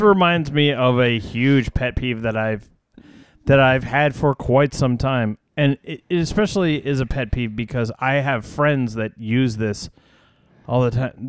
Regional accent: United States; I'm an American

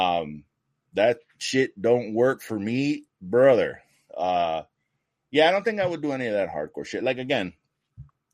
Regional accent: New York, United States; I'm from New York

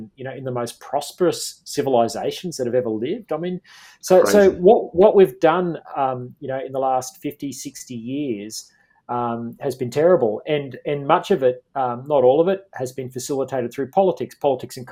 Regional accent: Queensland, Australia; my home state of Queensland.

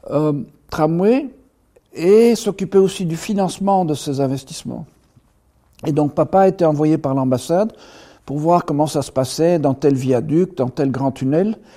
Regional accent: United States; born there; Et je dis, bon, de temps en temps … parce que je suis né aux États-Unis.

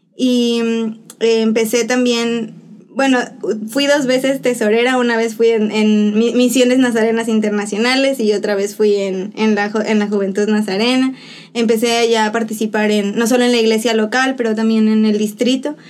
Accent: Xalapa, Veracruz, Mexico; moved away as an adult; now in Dominican Republic; yo soy de Jalapa, Veracruz, en México orgullosamente jalapeña y orgullosamente veracruzana

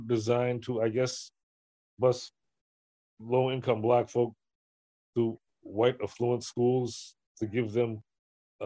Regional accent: Detroit, Michigan, United States; now in Somerville, United States; as a kid, I grew up in Detroit

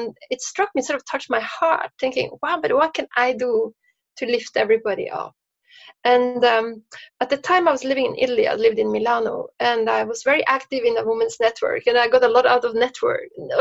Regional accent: Norway; moved away; I grew up in Norway

